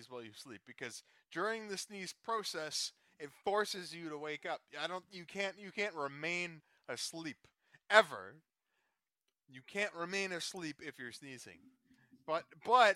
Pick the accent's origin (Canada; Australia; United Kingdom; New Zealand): Canada; I'm Canadian.